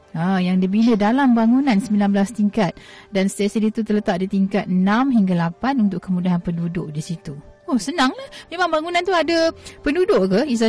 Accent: Chongqing, China; moved away; ya saya berasal dari Chongqing.

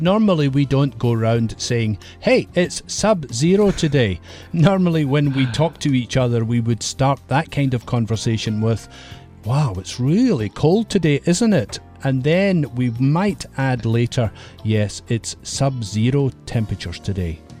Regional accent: Scotland, United Kingdom; in my country, Scotland, we have lots of mist in the hills.

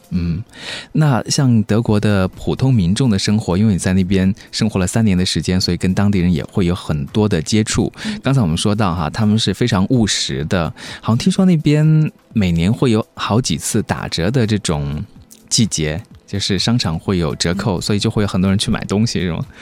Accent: China; 像我们中国人的话

